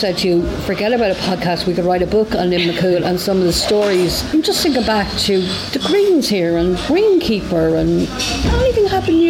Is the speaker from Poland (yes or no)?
no; Ireland; I'm from Granite, which is only about 40 minutes down the road, and I had never been here until last week.